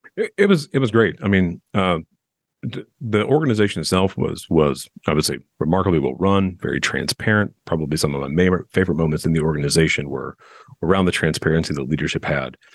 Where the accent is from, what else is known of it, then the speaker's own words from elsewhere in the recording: Southern California, United States; now in Nashville, United States; I'm originally from Southern California